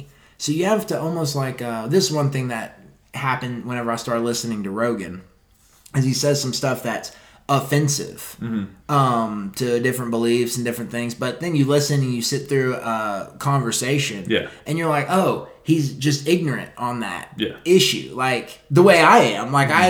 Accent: Texas, United States; oh, you're from California? No, I'm from Texas.

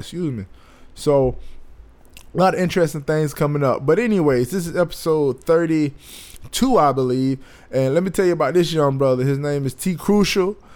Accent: Bradenton, Florida, United States; I'm from Bradenton

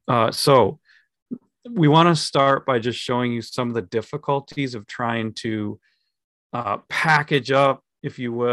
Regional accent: Minnesota, United States; We're from Minnesota.

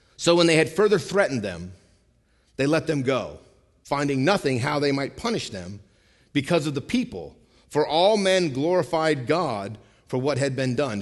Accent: Vermont, United States; where I grew up in Vermont

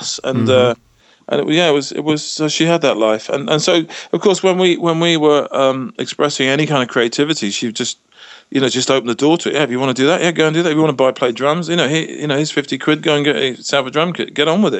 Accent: Isle of Wight, South East England, United Kingdom; I was growing up in the Isle of Wight

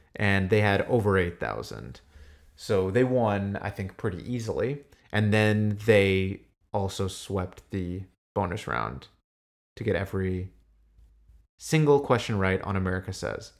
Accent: United States; I'm American.

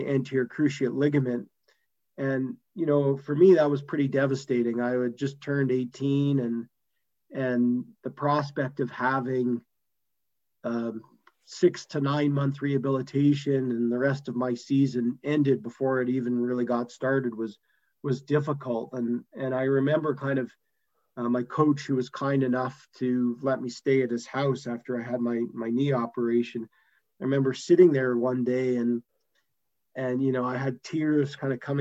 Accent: Calgary, Alberta, Canada; also born or lived in Montreal, Canada; originally I was from Montreal and then grew up in Calgary in the western part of Canada

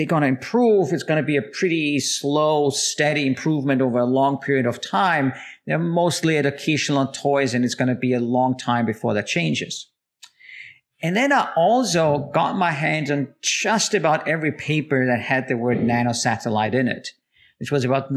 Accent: Austria; moved away; I'm originally from Austria

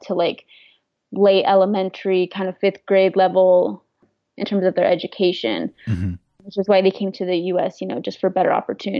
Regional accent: Umatilla, Oregon, United States; now in La Grande, United States; I originally grew up in Umatilla, Oregon, which is about an hour and a half away from La Grande.

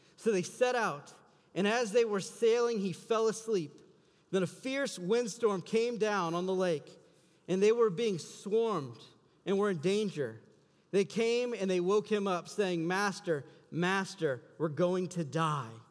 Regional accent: South Louisiana, United States; now in Iowa, United States; I'm from South Louisiana. We get hurricanes all the time

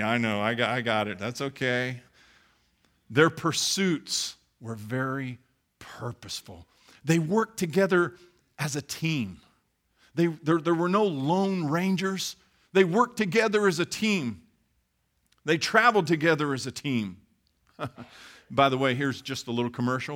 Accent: Midwest, United States; I grew up in the Midwest and I worked on farms

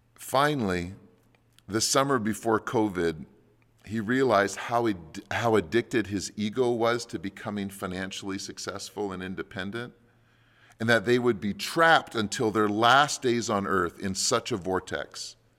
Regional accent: Canada; as Canadian Christians

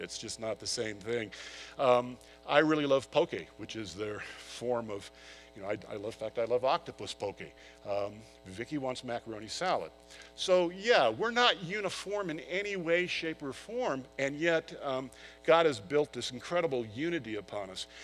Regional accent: San Diego, California, United States; I grew up in San Diego

